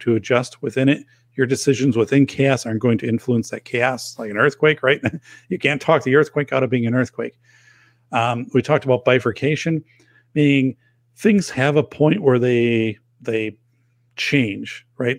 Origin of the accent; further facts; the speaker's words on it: outside of Madison, Wisconsin, United States; outside of Madison